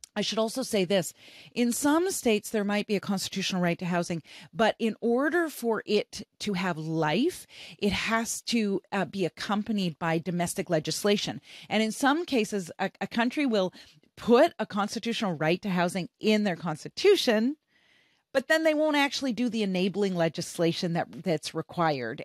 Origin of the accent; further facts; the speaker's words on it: Canada; I'm from Canada.